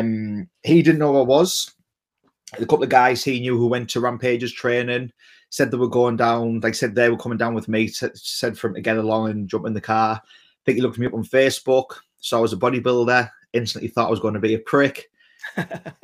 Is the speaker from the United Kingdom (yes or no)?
yes; England, United Kingdom; I'm an Englishman